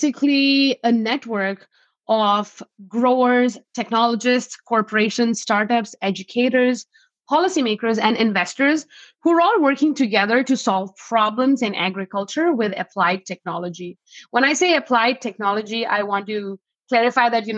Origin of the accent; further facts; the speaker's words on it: New Delhi, Delhi, India; moved away as an adult; now in Fargo, United States; I'm originally from New Delhi, India. I came to North Dakota for a school.